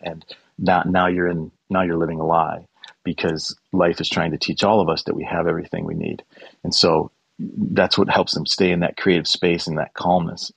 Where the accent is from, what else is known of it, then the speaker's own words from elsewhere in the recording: Chicago, Illinois, United States; We're both from Chicago